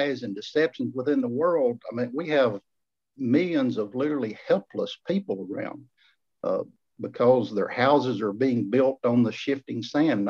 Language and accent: English; Lyndon, Tennessee, United States; I'm currently right now back in my hometown of Lennon